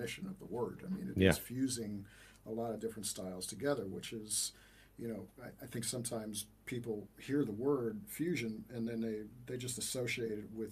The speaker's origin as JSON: {"language": "English", "region": "New York", "country": "United States", "tie": "born or raised there", "said": "growing up in New York in the 80s, trying to get into the studio business"}